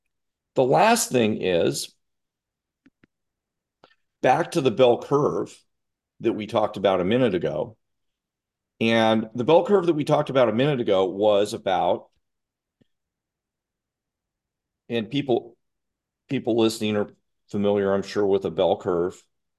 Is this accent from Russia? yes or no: yes; Russia; now in United States; I grew up in Russia during the Cold War and they found me, and I had pretty good flexibility.